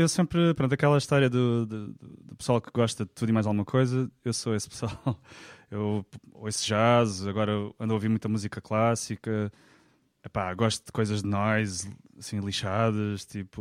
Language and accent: Portuguese; Faro, Algarve, Portugal; Sou farense, um, pá, uh, andei no conservatório